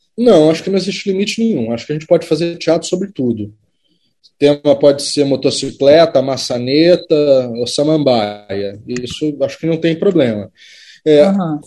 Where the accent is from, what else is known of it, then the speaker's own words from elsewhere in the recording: Brazil; enquanto cidadão, enquanto brasileiro